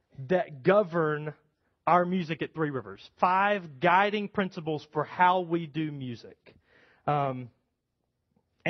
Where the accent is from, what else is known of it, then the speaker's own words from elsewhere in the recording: United States; American Christians